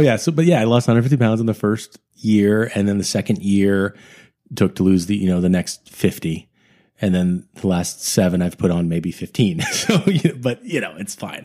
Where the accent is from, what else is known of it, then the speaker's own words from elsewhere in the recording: Sunnyvale, California, United States; now in Los Angeles, United States; I am from the Northern California, the Bay Area up there, from, uh, Sunnyvale, which is a suburb of San Jose